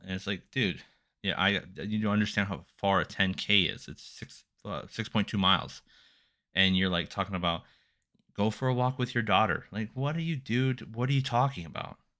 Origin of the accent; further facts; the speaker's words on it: Silver Springs, United States; I was born in Silver Springs.